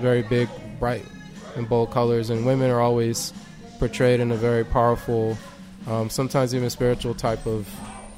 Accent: Mexico; moved away; I'm from Mexico originally. That's where I was born.

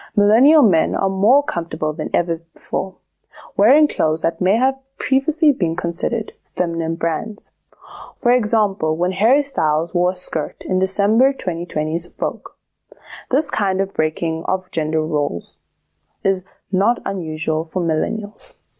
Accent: South Africa; Growing up in South Africa

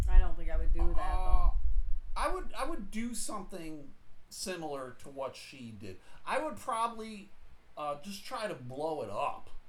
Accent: Oklahoma, United States; I'm from Oklahoma, man.

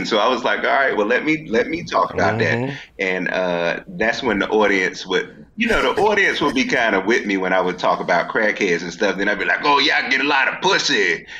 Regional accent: Washington, District of Columbia, United States; I'm from D.C.

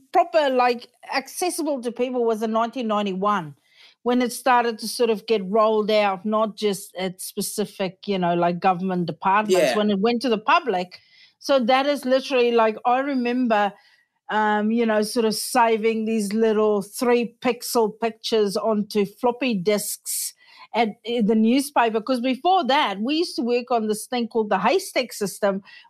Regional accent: Australia; I'm from small town Australia.

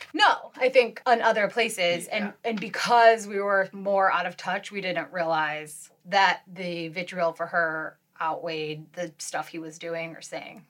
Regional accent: Detroit suburbs, Michigan, United States; now in San Francisco, United States; I grew up in in and around the Detroit suburbs

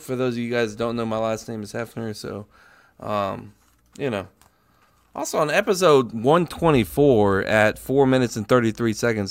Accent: Pensacola, Florida, United States; We're from Pensacola

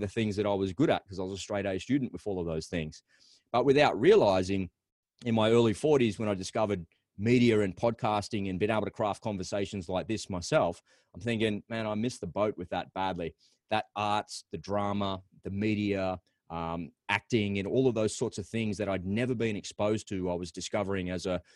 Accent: Australia; accent: Aussie; It's my Aussie accent

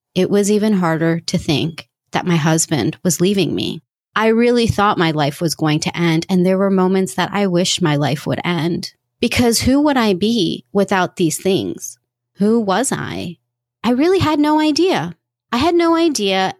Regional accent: United States; Coming from an Indian family, growing up here in the US

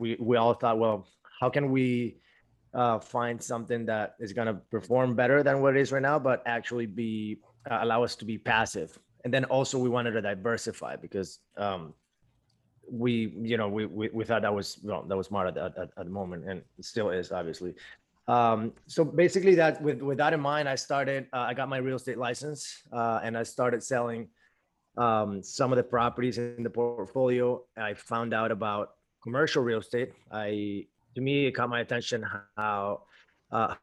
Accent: Venezuela; moved away as an adult; now in Miami, United States; I'm originally from Venezuela.

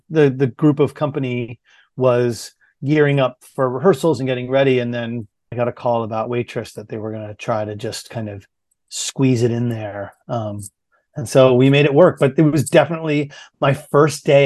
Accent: Portland, Maine, United States; I grew up in Maine, in Portland, Maine

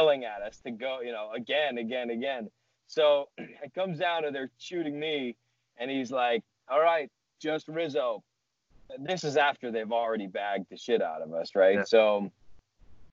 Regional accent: near Boston, Massachusetts, United States; born or raised there

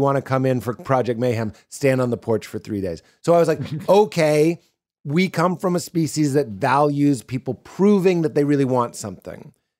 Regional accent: Chicago, Illinois, United States; I'm from Chicago. I've been doing 3 years. I'm just looking for a home club.

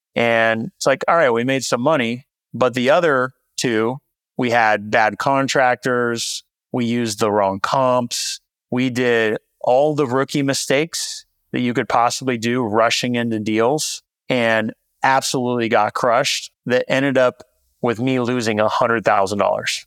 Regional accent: Visalia, California, United States; moved away as an adult; also born or lived in San Francisco; my hometown, Central California, little town called Visalia

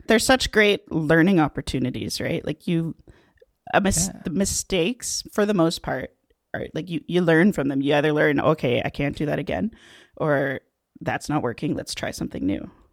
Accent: Waterdown, Ontario, Canada; I'm from Waterdown, Ontario um, which is technically part of Hamilton

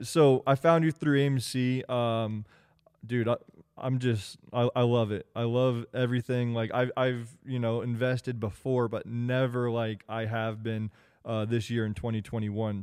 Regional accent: Kansas, United States; moved away; I'm from Kansas originally. That's where I grew up, born and raised.

